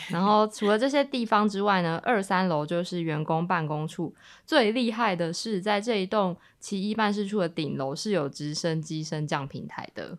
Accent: Kaohsiung, Taiwan; 因为身为高雄人

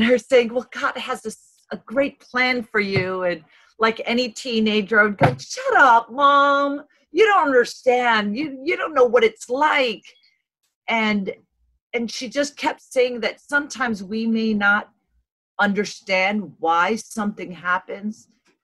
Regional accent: New York City, New York, United States; born and raised in Brooklyn, New York

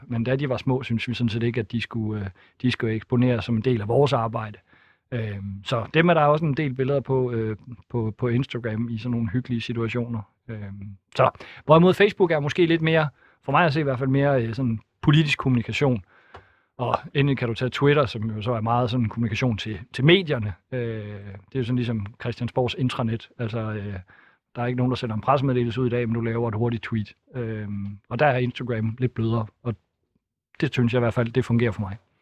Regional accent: Thisted, North Denmark Region, Denmark; Tisted, hvor jeg kommer fra

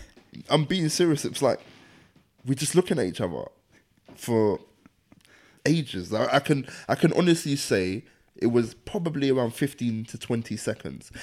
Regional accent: London, United Kingdom; the area I grew up in, Deptford, is ten minutes from there

